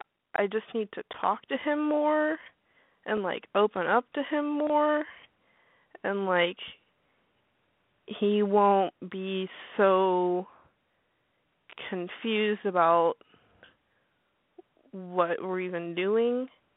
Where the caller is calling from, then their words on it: Arkansas, United States; I'm 18. And I'm calling from Arkansas.